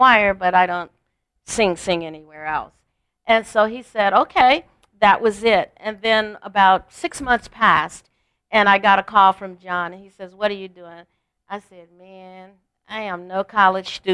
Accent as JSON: {"language": "English", "town": "Gary", "region": "Indiana", "country": "United States", "tie": "born or raised there", "moved": "yes", "said": "I grew up in Gary, Indiana"}